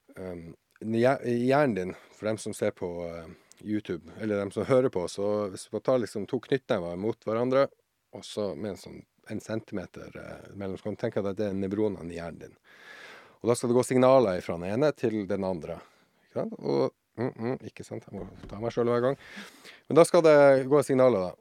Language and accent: Norwegian; Tromsø, Troms, Norway; also born or lived in Sjursnes; jeg er født og oppvokst eh, oppe i Tromsø, i Nord-Norge, som sikkert dialekten min avslører